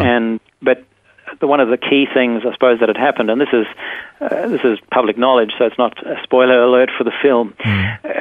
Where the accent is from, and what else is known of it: South Africa; born or raised there; now in Perth, Australia